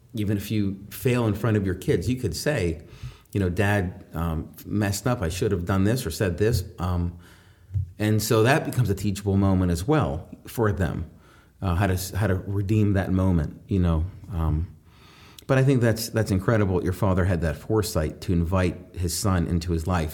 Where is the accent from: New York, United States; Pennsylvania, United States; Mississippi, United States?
Pennsylvania, United States; New Castle; I grew up in Newcastle